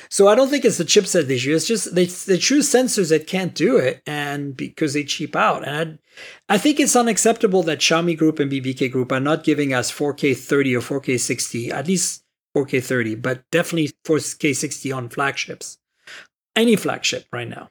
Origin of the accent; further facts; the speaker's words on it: Canada; I'm Canadian